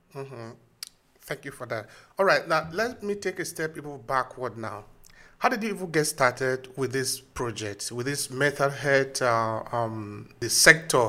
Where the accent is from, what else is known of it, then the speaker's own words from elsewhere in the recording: Nigeria; we are both from Nigeria